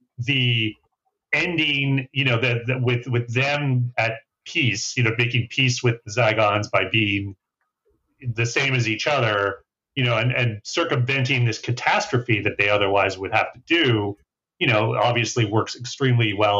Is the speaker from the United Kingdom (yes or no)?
no; Canada; I grew up in Canada